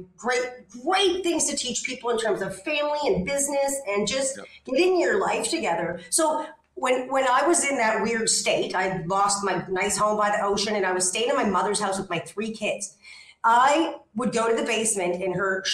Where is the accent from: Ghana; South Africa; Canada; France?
Canada; now in Ixtapa, Mexico; I'm actually a Canadian and I live in Ixtapa, Mexico.